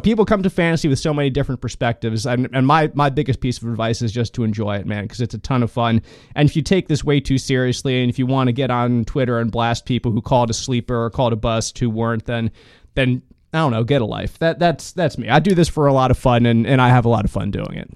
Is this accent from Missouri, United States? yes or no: no; Philadelphia, Pennsylvania, United States; growing up in Philadelphia